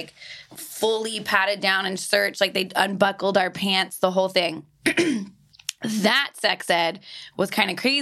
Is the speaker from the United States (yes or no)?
yes; South Texas, United States; I grew up in South Texas